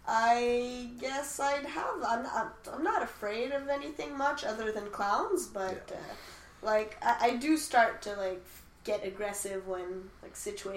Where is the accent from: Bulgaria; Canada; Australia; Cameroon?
Canada; Calgary, Alberta; now in Quebec, Canada; But I'm not a Quebecer. I was born in Calgary. That makes me an Albertan.